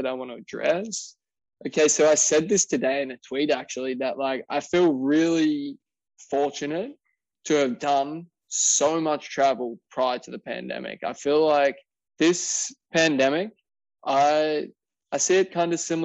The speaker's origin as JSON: {"language": "English", "town": "Wollongong", "region": "New South Wales", "country": "Australia", "tie": "born or raised there", "said": "my hometown of Wollongong, Wollongong, New South Wales, Australia."}